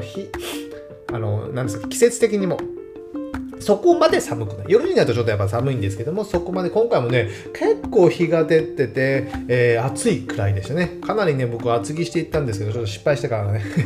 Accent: Saga, Japan; now in Fukuoka, Japan; 僕の出身地である佐賀県

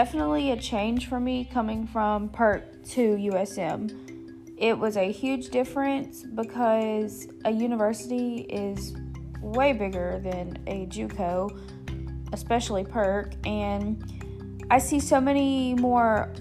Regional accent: Long Beach, Mississippi, United States; also born or lived in Wiggins, Mississippi; now in Hattiesburg, United States; I'm originally from Long Beach, Mississippi, but I moved to Wiggins in 2008 whenever my mom remarried

